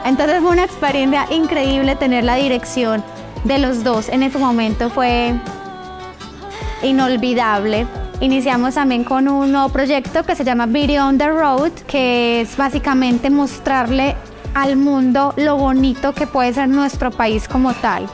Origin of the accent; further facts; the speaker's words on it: Medellín, Antioquia, Colombia; moved away; also born or lived in Caldas, Antioquia; Yo nací en Caldas, Antioquia, me crié en Medellín, pero toda mi adolescencia, desde los 13 años, volví aquí a mi pueblo, a Caldas